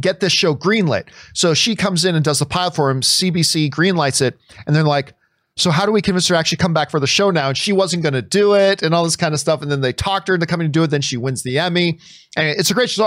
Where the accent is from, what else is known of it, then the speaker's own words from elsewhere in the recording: Canada; as a Canadian